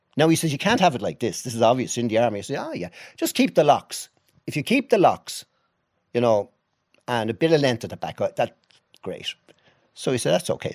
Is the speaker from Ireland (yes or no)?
yes; Dublin, Leinster, Ireland; also born or lived in Rathfarnham, Dublin; I was born in Finglas. on the north side